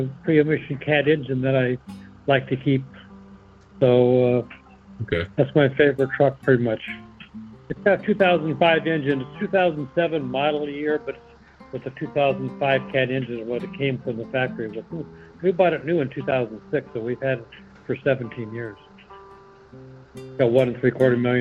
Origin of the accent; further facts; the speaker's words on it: Nebraska, United States; moved away as an adult; now in Chicago, United States; I moved here in Chicago in 1985. I'm from Nebraska.